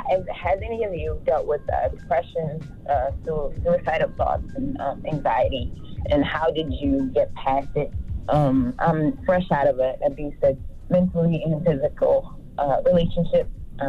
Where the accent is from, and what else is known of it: Louisiana, United States; now in Texas, United States